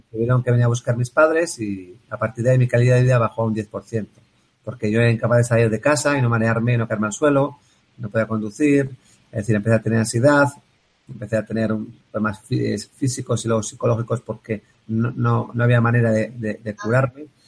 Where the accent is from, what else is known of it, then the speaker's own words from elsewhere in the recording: Bilbao, Basque Country, Spain; yo soy de Bilbao